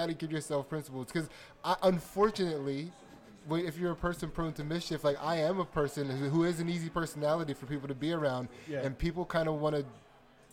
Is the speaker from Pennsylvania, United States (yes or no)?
yes; Pottstown, Pennsylvania, United States; I grew up in Pottstown, Pennsylvania.